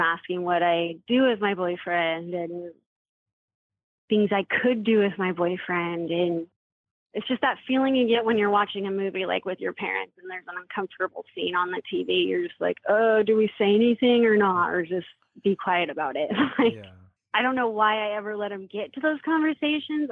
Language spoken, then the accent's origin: English; Puyallup, Washington, United States; now in Gilbert, United States; I was raised in Washington State in the small town Puyallup.